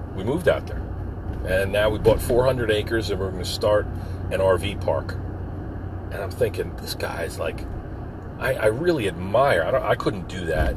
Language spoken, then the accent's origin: English; Philadelphia, Pennsylvania, United States; we're from Philly. Up from Philly